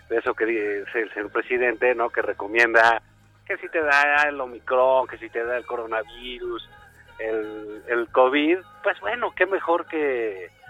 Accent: Tabasco, Mexico; Que soy de Tabasco, del trópico

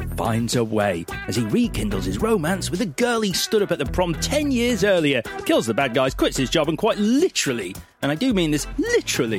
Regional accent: Leeds, Yorkshire and the Humber, United Kingdom; moved away; also born or lived in London; I was leaving my hometown

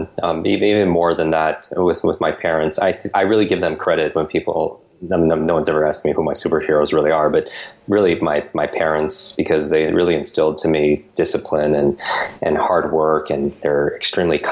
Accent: Westchester, New York, United States; I was born and grew up in Westchester, New York. It's a suburb of New York City, just north of the city

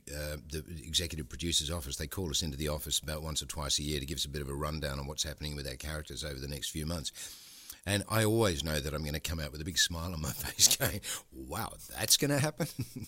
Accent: London, United Kingdom; moved away as an adult; now in Australia; I'm a Londoner, mate.

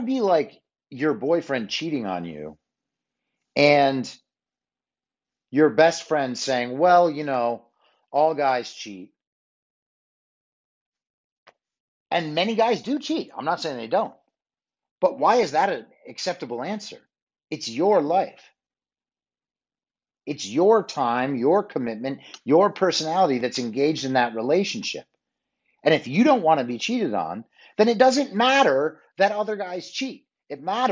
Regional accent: New York, United States; when I was growing up in New York.

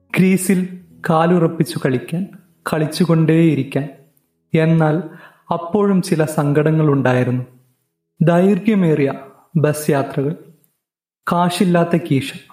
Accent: Wayanad, Kerala, India; ഒരു വയനാട്ടുകാരനാണ്

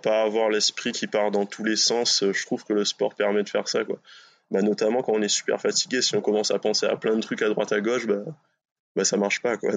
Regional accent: Réunion; moved away as an adult; also born or lived in Bordeaux / Brittany; now in France; je suis originaire de La Réunion. J'ai vécu là-bas, je suis né là-bas

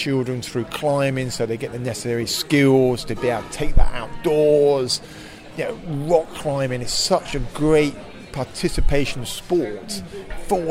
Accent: Slough, South East England, United Kingdom; I grew up just outside Slough

